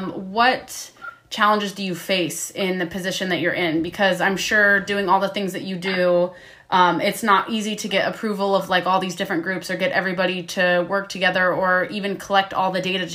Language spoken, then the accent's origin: English; Florida, United States; because I came from Florida and then moved to Washington to work on whale watch boats